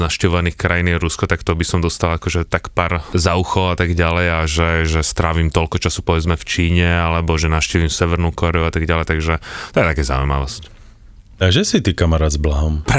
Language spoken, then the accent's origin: Slovak; Bohemia, Czechia; born there; Ale tak ako, narodil som sa v Čechách